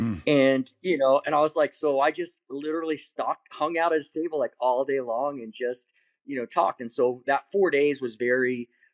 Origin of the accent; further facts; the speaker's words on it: Salinas, California, United States; moved away as an adult; also born or lived in Los Angeles, California; Central California, Salinas, and we moved there when I was about 11. And so, and then I lived there until, you know, I was about 19 or 20 and then moved down to Los Angeles. But yeah, that's where I grew up. That's still my hometown.